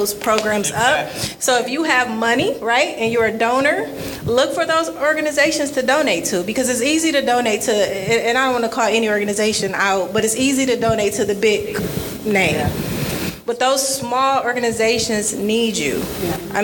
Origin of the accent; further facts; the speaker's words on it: Detroit, Michigan, United States; So I'm born and raised in Detroit, and I could tell, like, graduated high school, DPS school, Cass Tech